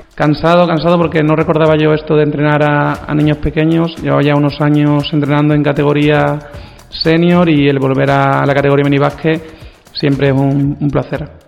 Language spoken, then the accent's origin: Spanish; Brenes, Andalusia, Spain; yo vengo de muy cerca porque soy de Brenes